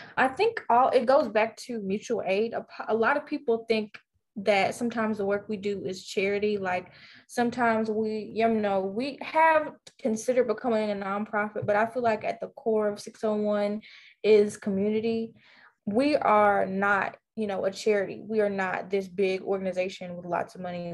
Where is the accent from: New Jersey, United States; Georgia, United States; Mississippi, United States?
Mississippi, United States; Vicksburg; a junior at Warren Central High School in Vicksburg, Mississippi, my hometown.